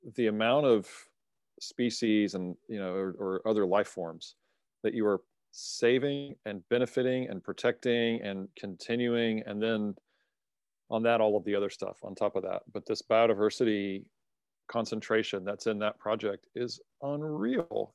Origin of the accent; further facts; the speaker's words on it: United States; as an American